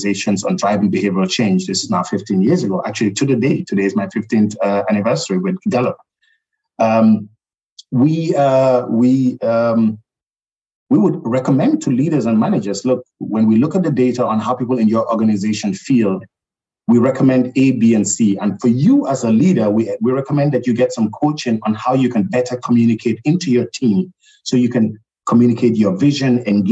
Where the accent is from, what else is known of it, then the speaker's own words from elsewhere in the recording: Gambia; now in Europe; even though I was born and raised in the Gambia, I'm European myself